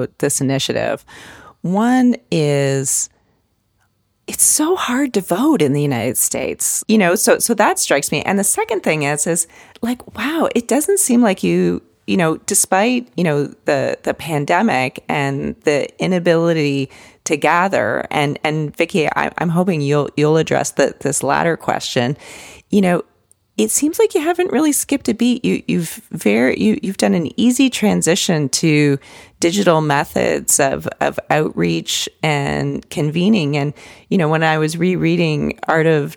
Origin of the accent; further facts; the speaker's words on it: Windsor, Ontario, Canada; being a border girl myself, right, growing up in Windsor